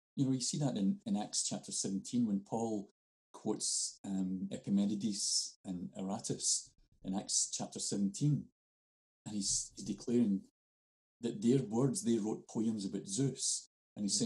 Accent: Scotland, United Kingdom; I'm Scottish.

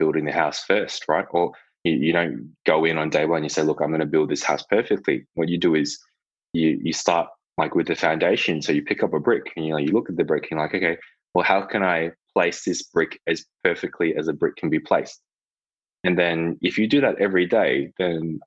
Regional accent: Melbourne, Victoria, Australia; moved away as an adult; also born or lived in Hong Kong / Gold Coast; now in Townsville, Australia; I was born overseas. I'm from Hong Kong originally. Moved to Melbourne when I was two, and then after I did school

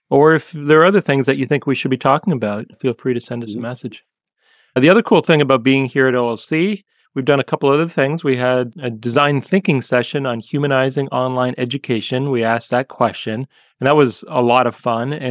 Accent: Canada; from growing up in Canada and getting to talk to somebody who sounds like lived just just a few minutes down the street from where I grew up and having that Canadian moment

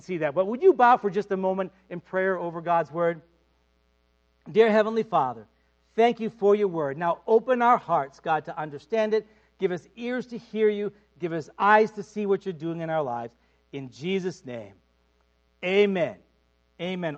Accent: United States; as an American

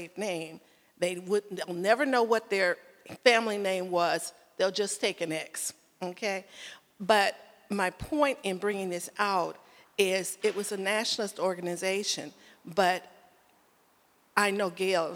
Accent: Chicago, Illinois, United States; moved away; I'm originally from Chicago

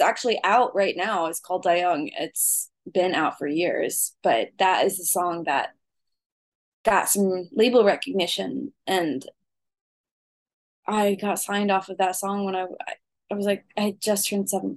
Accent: Willard, Missouri, United States; also born or lived in Springfield, Missouri; I grew up in Springfield, Missouri. It's a small town in southwest Missouri. I actually grew up in Willard, which is even smaller than that.

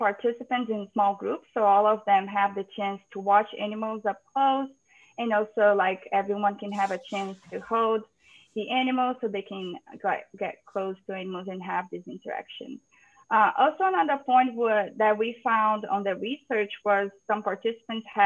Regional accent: Brazil; moved away as an adult; also born or lived in Ceará / Georgia, United States; now in United States; I'm originally from Brazil, and I completed my undergrad in environmental sciences at Federal University of Ceará

